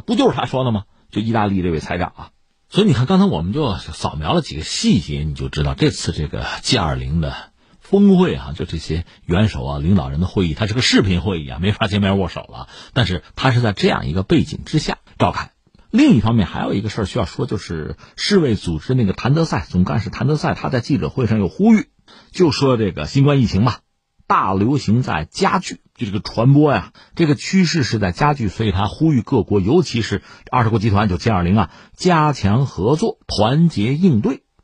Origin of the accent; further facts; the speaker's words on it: China; 我们中国人